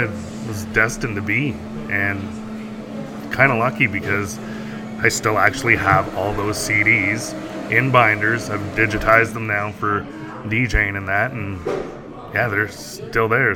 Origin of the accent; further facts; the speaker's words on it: Whitefish, Ontario, Canada; I'm originally from Whitefish, Ontario, which is 40 minutes outside of Sudbury